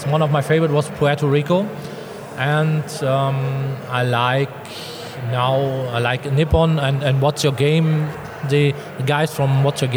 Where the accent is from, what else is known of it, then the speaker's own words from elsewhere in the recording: Dortmund, North Rhine-Westphalia, Germany; English is a second language; Dortmund, my hometown